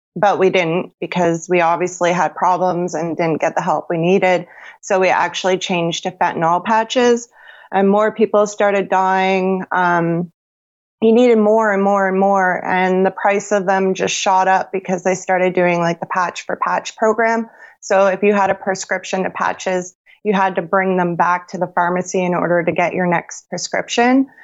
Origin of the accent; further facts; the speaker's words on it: Sarnia, Ontario, Canada; I'm from Sarnia, Ontario, Canada.